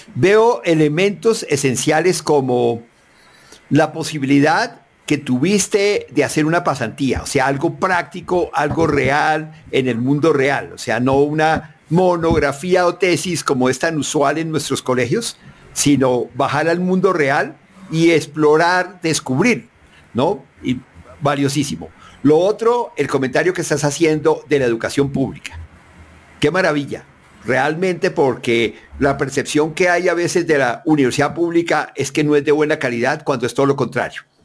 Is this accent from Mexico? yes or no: no; Colombia; como colombiano